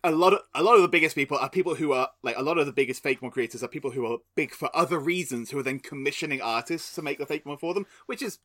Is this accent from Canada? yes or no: no; England, United Kingdom; I'm English